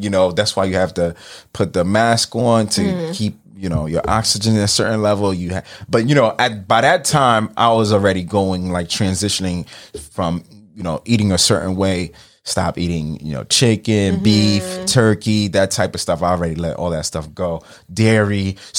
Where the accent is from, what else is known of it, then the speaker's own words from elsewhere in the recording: New York City, New York, United States; moved away; also born or lived in Haiti; I'm fresh from Marine Park.